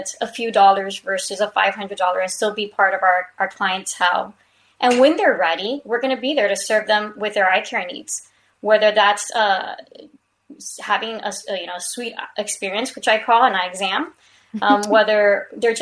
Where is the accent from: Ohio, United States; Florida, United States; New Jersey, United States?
Florida, United States; Hialeah; I'm from Hialeah, Florida.